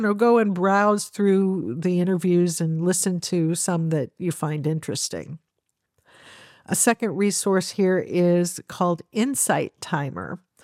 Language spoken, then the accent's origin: English; United States; as an American